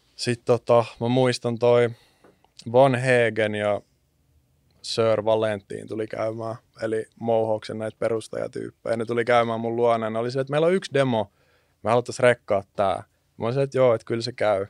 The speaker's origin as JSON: {"language": "Finnish", "town": "Jyväskylä", "region": "Central Finland", "country": "Finland", "tie": "born or raised there", "said": "mä oon syntynyt Jyväskylässä yrittäjäperheeseen"}